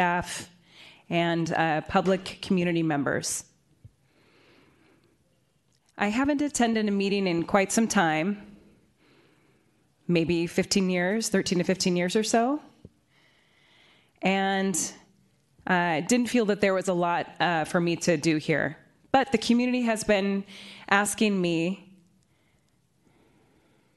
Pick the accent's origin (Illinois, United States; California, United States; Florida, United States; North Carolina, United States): California, United States; San Francisco; I was born and raised in San Francisco